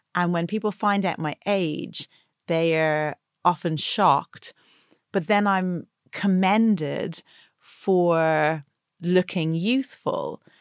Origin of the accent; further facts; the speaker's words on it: Dublin, Leinster, Ireland; also born or lived in Atlanta, Georgia, United States; the beauty culture and attitudes about bodies that I grew up with in Ireland